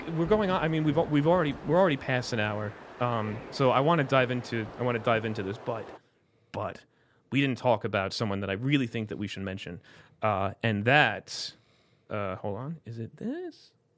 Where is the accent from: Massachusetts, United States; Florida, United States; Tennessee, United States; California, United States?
Florida, United States; I'm from South Florida. I shouldn't sound like this